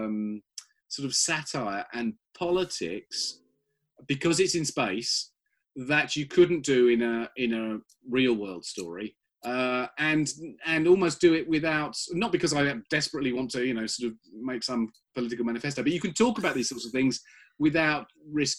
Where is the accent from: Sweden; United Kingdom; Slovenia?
United Kingdom; I'm British